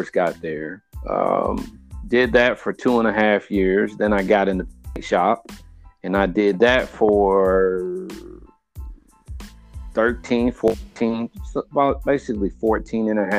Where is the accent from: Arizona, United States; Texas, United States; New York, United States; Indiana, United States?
Indiana, United States; Indianapolis; I've lived in Indianapolis my whole life.